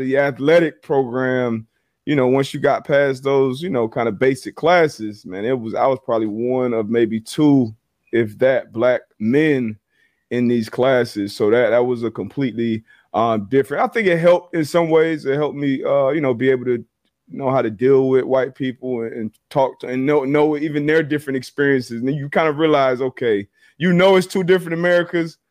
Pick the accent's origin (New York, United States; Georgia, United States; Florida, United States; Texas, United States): Florida, United States; Fort Lauderdale; moved away as an adult; also born or lived in Connecticut; growing up in South Florida